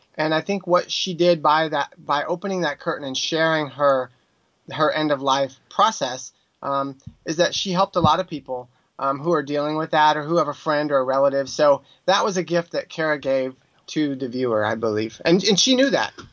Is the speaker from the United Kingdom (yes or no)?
no; Texas, United States; also born or lived in New York City, United States; now in Burbank, United States; I'm from Texas